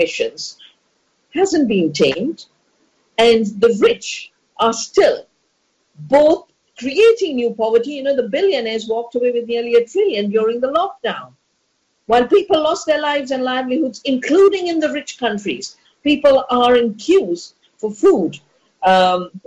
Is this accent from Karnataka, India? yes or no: no; Dehradun, Uttarakhand, India; get locked down in my hometown, my home valley, my childhood birthplace